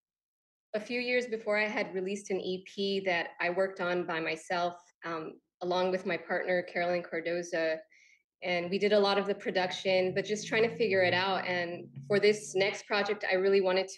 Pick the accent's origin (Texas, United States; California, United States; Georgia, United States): California, United States; Los Angeles; I'm from Los Angeles, California